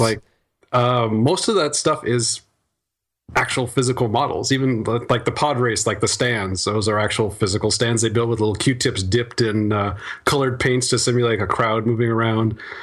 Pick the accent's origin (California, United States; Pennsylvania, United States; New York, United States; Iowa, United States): Iowa, United States; moved away; my hometown back in Iowa